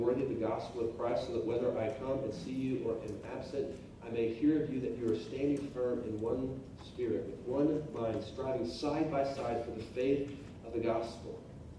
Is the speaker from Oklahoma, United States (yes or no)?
yes; Oklahoma, United States; moved away; I grew up in Oklahoma, and I want you to know it's a pretty big deal to have a victory in anything when you live in Oklahoma.